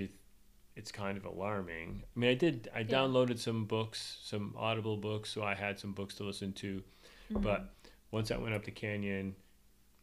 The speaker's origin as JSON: {"language": "English", "town": "Spencerport", "region": "New York", "country": "United States", "tie": "born or raised there", "said": "having grown up in Spencerport, and my kids went to school in Spencerport."}